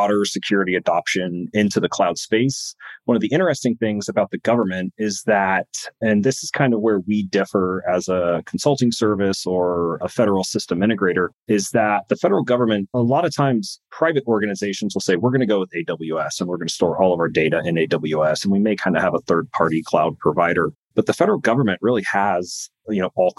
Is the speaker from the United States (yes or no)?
yes; California, United States; moved away; I grew up in California.